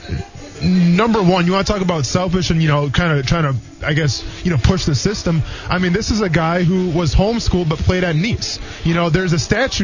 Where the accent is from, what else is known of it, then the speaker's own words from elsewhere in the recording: Wisconsin, United States; moved away; growing up in Wisconsin